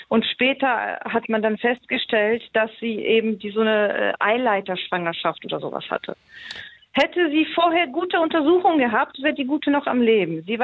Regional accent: Poland; born there; Ich bin gebürtige Polin.

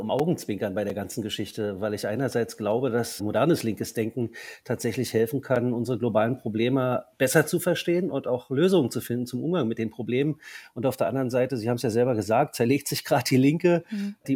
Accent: East Germany, Germany; Natürlich habe ich als Ostdeutscher vor allem aber auch die Erfahrung, wie von heute auf morgen alles ganz anders werden kann?

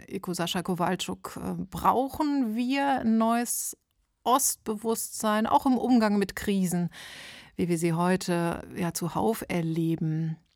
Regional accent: East Germany, Germany; ich komme aus dem Osten

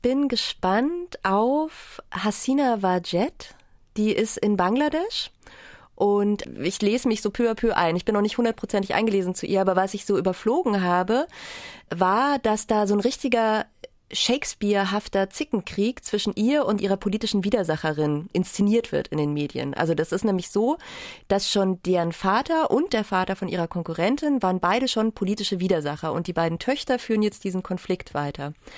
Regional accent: Bavaria, Germany; Ich komme aus Bayern

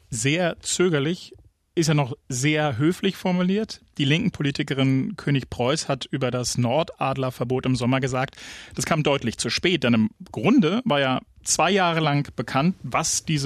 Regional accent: Frankfurt, Brandenburg, Germany; Frankfurt-Oder. Meine Heimatstadt. Ein Ort, den ich zwischendurch wirklich, wirklich gehasst habe.

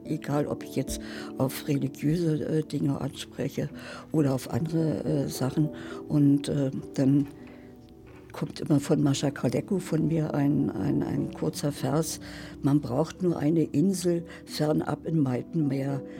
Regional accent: West Germany, Germany; now in Berlin, Germany; Ich wohne direkt in Berlin, ja. Nein, ich bin eine Wessi-Frau. West.

